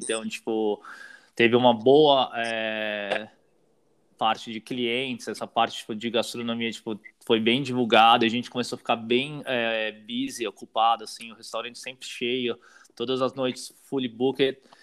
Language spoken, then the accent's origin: Portuguese; São Paulo, Brazil; moved away as an adult; also born or lived in Sydney, Australia; now in Melbourne, Australia; Eu sou de São Paulo, né? Uh, morei minha vida inteira em São Paulo.